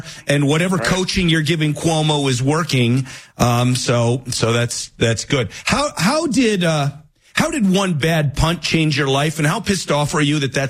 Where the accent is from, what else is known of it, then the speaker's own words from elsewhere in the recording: New York City, New York, United States; So, you know, I was born in New York City. I went to college in New York City.